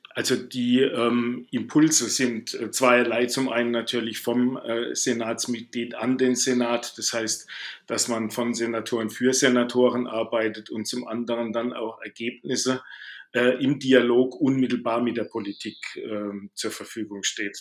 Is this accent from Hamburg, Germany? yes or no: no; Baden-Württemberg, Germany; accent: Baden dialect; now in Bavaria, Germany; am Dialekt mag man es hören. Ich bin ein Badener, der allerdings in Bayern lebt.